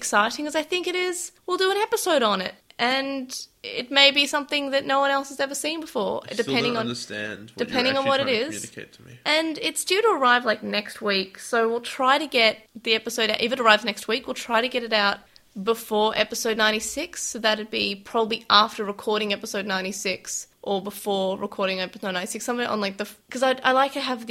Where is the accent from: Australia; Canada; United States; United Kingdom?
Australia; we're Australian